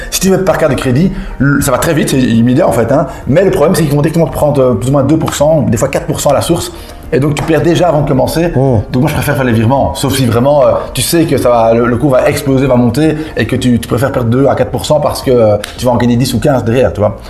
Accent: Belgium; je suis belge

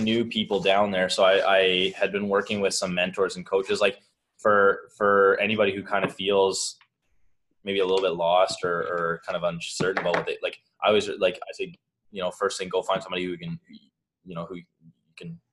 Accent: Canada; moved away as an adult; now in Boulder, United States; I'm Canadian

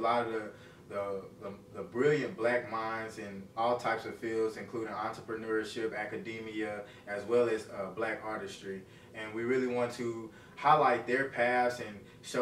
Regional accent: Little Rock, Arkansas, United States; also born or lived in Jacksonville, Arkansas; I'm from Jacksonville, Arkansas. It's right outside of Little Rock. I grew up in Little Rock, Arkansas

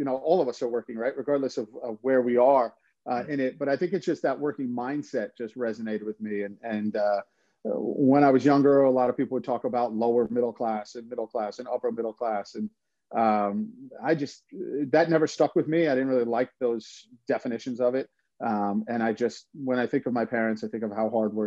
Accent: New York City, New York, United States; I grew up in Queens. My parents were both immigrants from Ireland.

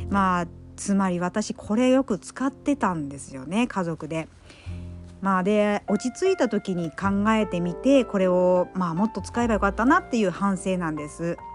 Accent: Kyushu, Japan; 私は九州育ちの、えー、方言がハイブリッドでいろいろ入ってますので

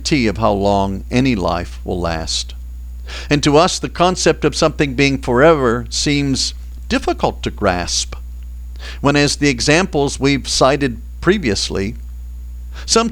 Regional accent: Boston, Massachusetts, United States; I grew up in Boston

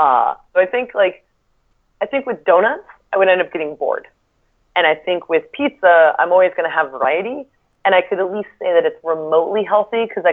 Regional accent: Seattle, Washington, United States; I'm from Seattle. I live right across the lake.

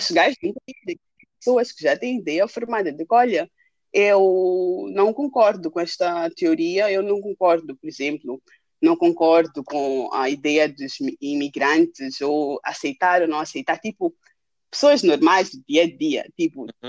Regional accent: Maputo, Maputo City, Mozambique; moved away as an adult; also born or lived in Lund, Sweden; now in Stockholm, Sweden; crescendo em Maputo

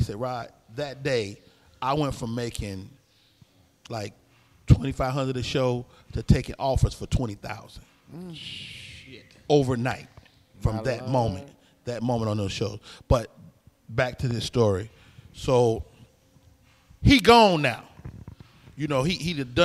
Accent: Chicago, Illinois, United States; moved away; also born or lived in San Francisco Bay Area; I'm from Chicago, but I'm not a Chicago comic

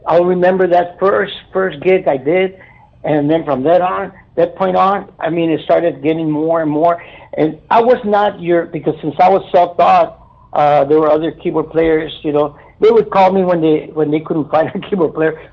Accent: Brownsville, Texas, United States; I'm a native of Brownsville. I was born and raised here in Brownsville

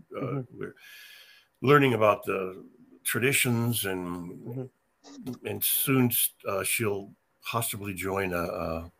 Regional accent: England, United Kingdom; I don't have Indian in me. I'm just English.

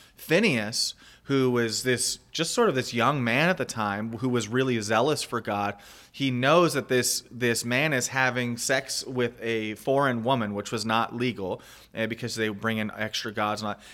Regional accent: United States; moved away as an adult; also born or lived in Panama / Mexico; as an American myself, a, and as a missionary who I lived overseas for fifteen plus years, and just recently came back to the States

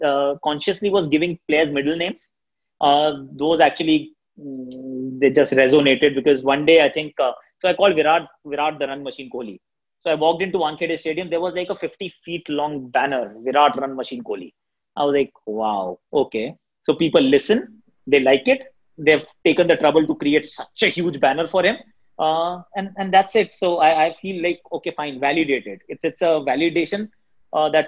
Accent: Delhi, India; first language Hindi; English is a second language; Hindi happens to be my first language. I always think in Hindi. So that really helps. And since we are from Delhi

